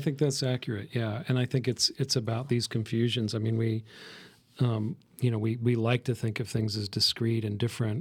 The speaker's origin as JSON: {"language": "English", "region": "the West", "country": "United States", "tie": "born or raised there", "said": "I grew up in the West"}